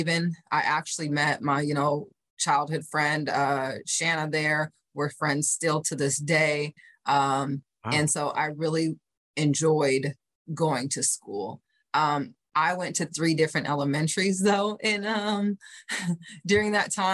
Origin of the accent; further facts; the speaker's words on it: Fort Dodge, Iowa, United States; also born or lived in Cedar Rapids, Iowa; I grew up in Iowa. We actually lived in a larger city, Cedar Rapids, Iowa. And then around the time I was five, my dad wanted to go into nursing school. And so we moved to Fort Dodge